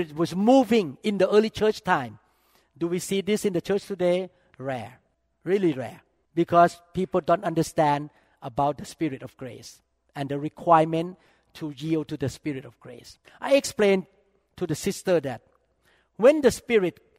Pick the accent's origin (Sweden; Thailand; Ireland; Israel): Thailand; moved away; I grew up in the Thai Chinese culture.